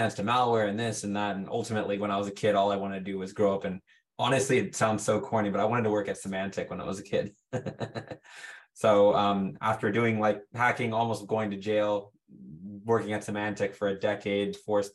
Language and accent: English; San Jose, California, United States; I'm born and raised in the Bay Area, right? So it's California, essentially, San Jose